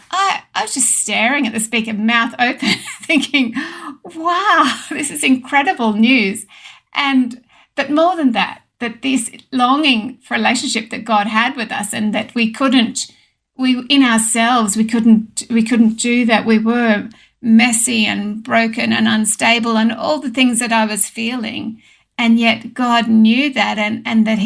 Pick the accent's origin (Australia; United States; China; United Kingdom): Australia; Sydney, New South Wales; now in Oberon, Australia; I was actually born and raised in Epping, in a little sort of suburban house on a quarter acre block